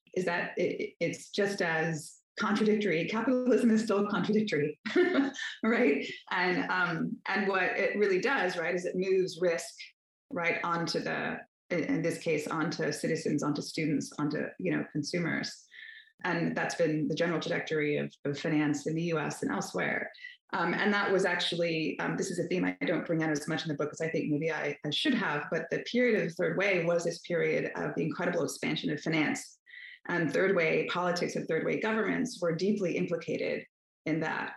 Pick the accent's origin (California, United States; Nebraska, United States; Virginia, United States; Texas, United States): Virginia, United States; Northern; I grew up in Northern Virginia